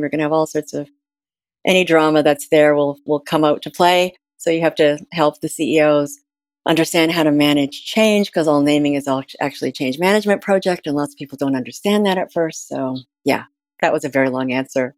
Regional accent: Ontario, Canada; I'm from Ontario in Canada

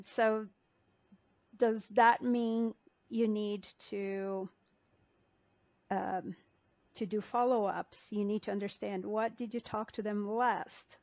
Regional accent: Brazil; moved away as an adult; also born or lived in Denver; now in United States; I am an immigrant. I was born and raised in Brazil. I have been in the U.S. for 20 years

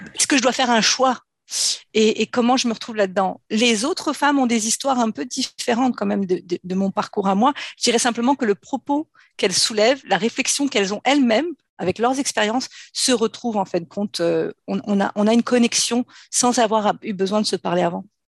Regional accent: France; je suis née en France. J'ai grandi en France dans une famille nombreuse

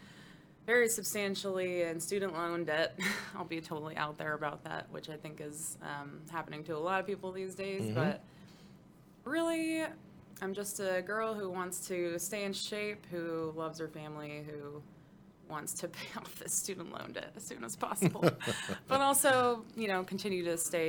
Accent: West Texas, United States; I wasn't born, but I was raised in West Texas and grew up

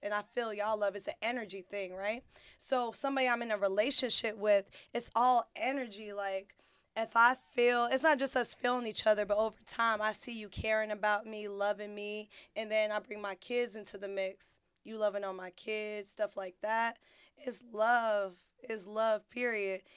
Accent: Fayetteville, United States; I'm born and raised in Fayetteville

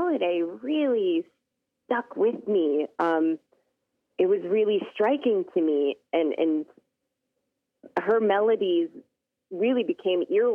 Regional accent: Spokane, Washington, United States; also born or lived in Seattle, Washington / Kamiah, Idaho; I was born in Seattle, Washington, and I spent most of my upbringing in the Pacific Northwest, some time on my tribe's reservation in Kamiai, Idaho, and then my junior high and high school years in Spokane, Washington.

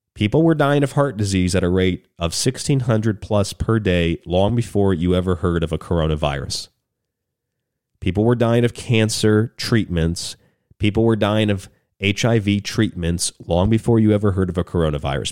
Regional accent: United States; also born or lived in New York / Southwest United States; as an American

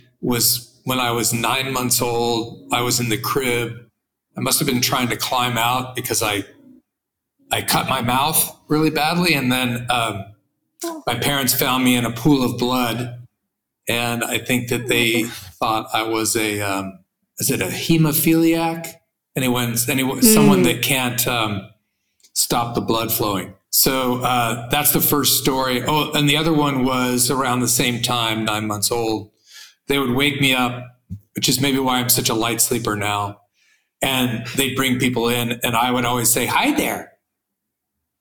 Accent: Santa Monica, California, United States; I was born in Santa Monica, California

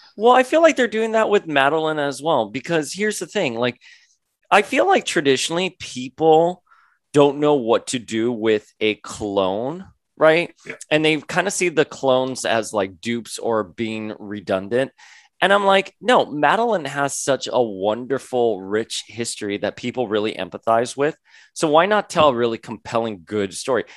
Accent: Florida, United States; I grew up in Florida

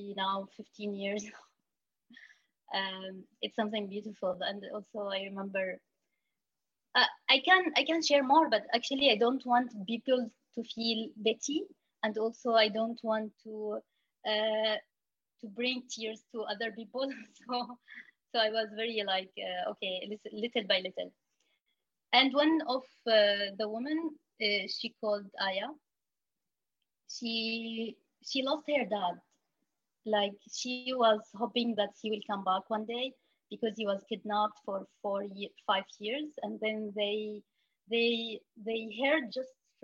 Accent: Syria; now in Lebanon; we used to be afraid telling people like I am from Syria.

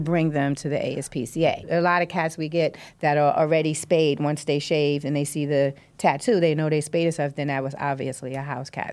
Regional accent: New York City, New York, United States; now in Canarsie, Brooklyn, United States; I'm from Brownsville

